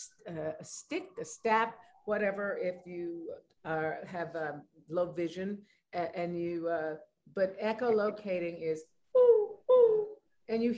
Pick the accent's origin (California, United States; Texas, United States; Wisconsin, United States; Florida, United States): California, United States; being a Californian